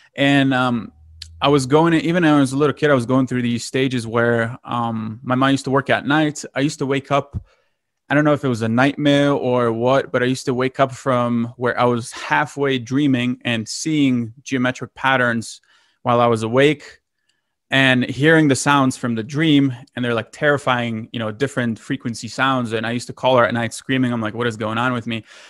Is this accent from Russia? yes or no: no; Lithuania; moved away; I'm originally from Lithuania.